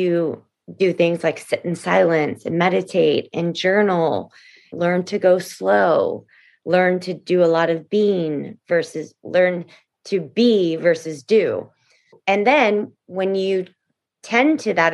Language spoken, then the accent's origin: English; Houston, Texas, United States; also born or lived in New York; now in Los Angeles, United States; really my heart is Texan and I grew up in Houston, Texas